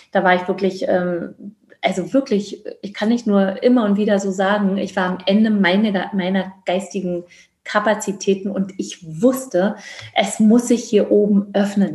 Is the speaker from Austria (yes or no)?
no; Georgia; also born or lived in Berlin, Germany / East Germany; now in Germany; auf einer Dienstreise in Berlin geboren worden, bin dann groß geworden in Grusinien. Also die Deutschen nennen es Georgien